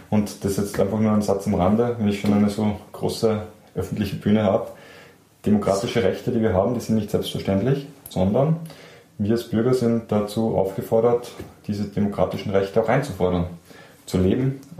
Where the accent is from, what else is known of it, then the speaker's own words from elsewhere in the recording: Austria; Und was mir persönlich als Österreicher besonders gefallen hat